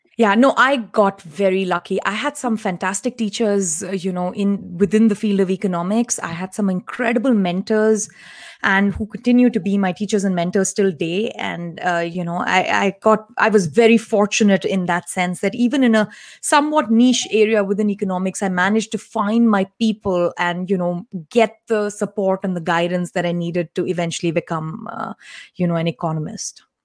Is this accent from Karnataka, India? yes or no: no; Delhi, India; I actually come from a Tamilian family, and we grew up in Delhi